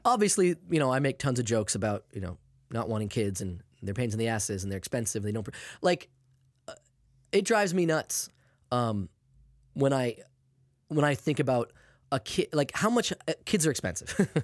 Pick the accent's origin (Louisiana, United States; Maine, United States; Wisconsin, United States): Maine, United States; I'm from Maine, obviously. I grew up with that, too